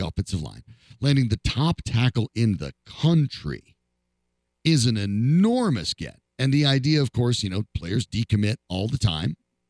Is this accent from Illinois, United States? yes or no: no; Colorado, United States; I was born and raised in Colorado. I've been fortunate to live in Colorado my entire life